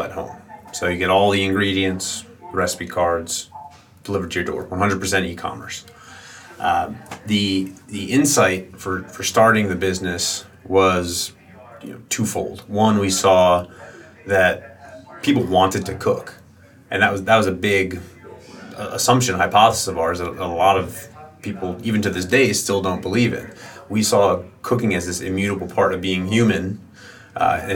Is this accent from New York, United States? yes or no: yes; New York, United States; I grew up here in New York, just north of the city in the suburbs